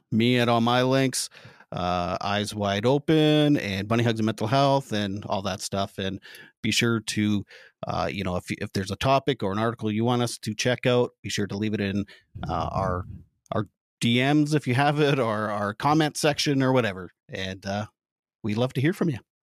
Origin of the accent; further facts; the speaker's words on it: Canada; as a Canadian